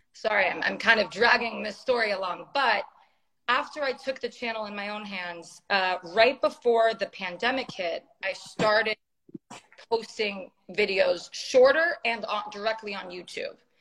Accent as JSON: {"language": "English", "town": "San Francisco", "region": "California", "country": "United States", "tie": "born or raised there", "moved": "as an adult", "lives_now": "Los Angeles, United States", "said": "I was born and raised in San Francisco"}